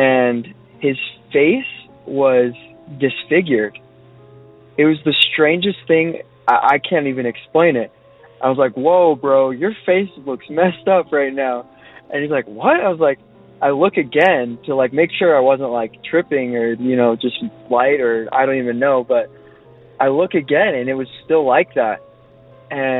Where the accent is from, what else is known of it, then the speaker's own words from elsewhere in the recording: Utah, United States; also born or lived in Vancouver, Canada; I'm from Utah